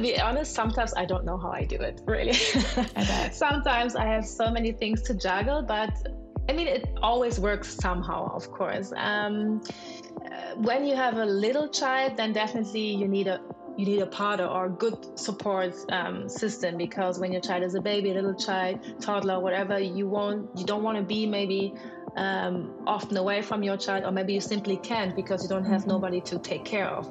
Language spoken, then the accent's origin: English; Germany; I am German Nigerian. My father was Nigerian. My mom is German. I am born in Germany